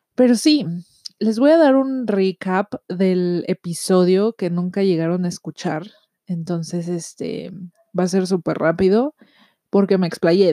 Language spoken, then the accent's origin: Spanish; Mexico; yo soy de México